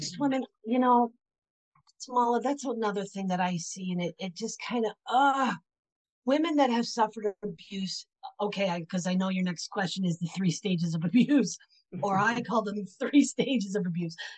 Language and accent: English; Pennsylvania, United States; also born or lived in Florida; now in Knoxville, United States; I was born and raised in Pennsylvania, and I spent 30 years in Florida. And now I currently reside in Knoxville, Tennessee